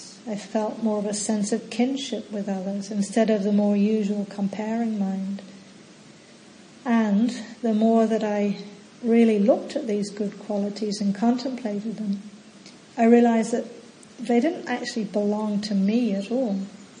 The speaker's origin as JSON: {"language": "English", "region": "England", "country": "United Kingdom", "tie": "born or raised there", "also_born_or_lived": "New Zealand", "lives_now": "Australia"}